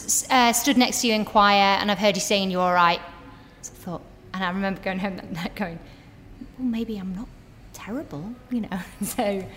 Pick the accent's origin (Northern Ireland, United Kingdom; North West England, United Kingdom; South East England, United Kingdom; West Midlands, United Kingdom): North West England, United Kingdom; Preston; moved away; I was from Preston